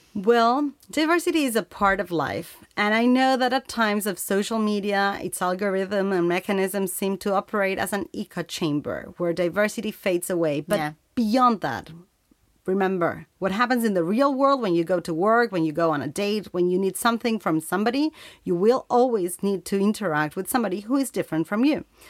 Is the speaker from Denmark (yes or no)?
no; Uruguay; We come from Uruguay, this small country in Latin America